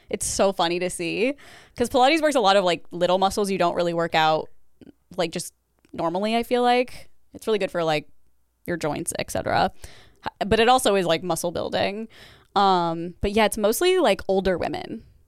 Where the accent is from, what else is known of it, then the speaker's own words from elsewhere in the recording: Midwest, United States; moved away; I'm from the Midwest and I would hear that accent here and there